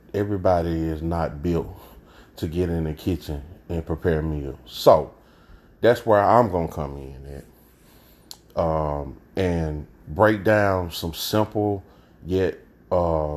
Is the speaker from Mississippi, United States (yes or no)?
yes; Jackson, Mississippi, United States; I hail from Jackson, Mississippi